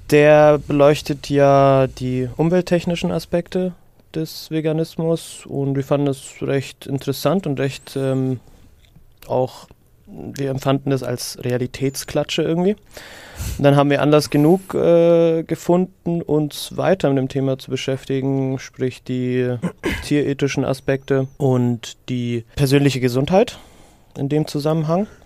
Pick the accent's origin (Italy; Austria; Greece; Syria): Syria; ich kann mich nicht entsinnen, in meiner Kindheit in Syrien jemals abgepacktes Fleisch, Obst oder Gemüse gekauft zu haben